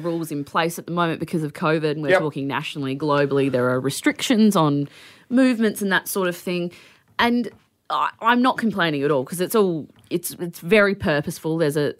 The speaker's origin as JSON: {"language": "English", "country": "Australia", "tie": "born or raised there"}